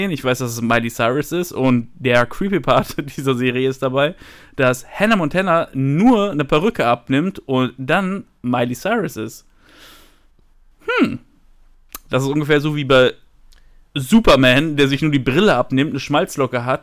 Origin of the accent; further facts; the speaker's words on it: Paderborn, North Rhine-Westphalia, Germany; …, ich komme aus Paderborn. Gute alte Stadt.